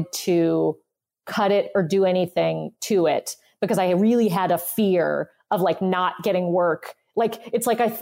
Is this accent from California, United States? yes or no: yes; South Pasadena, California, United States; I grew up in South Pasadena